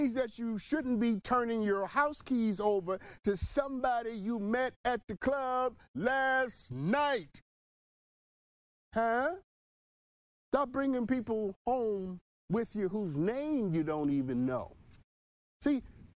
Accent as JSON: {"language": "English", "region": "New York", "country": "United States", "said": "I'm from New York"}